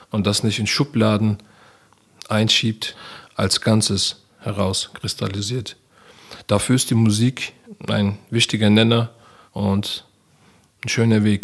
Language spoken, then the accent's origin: German; Mainz, Rhineland-Palatinate, Germany; also born or lived in Duisburg; Ich bin geboren in Duisburg, aufgewachsen bin ich dann in Mainz.